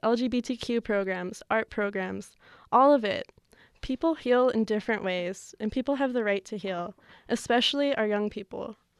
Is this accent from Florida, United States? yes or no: no; New Mexico, United States; growing up in New Mexico